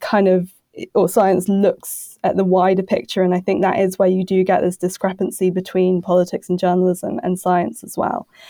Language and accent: English; United Kingdom; now in Brussels, Belgium; I'm a British, uh, journalist who somehow ended up in Brussels.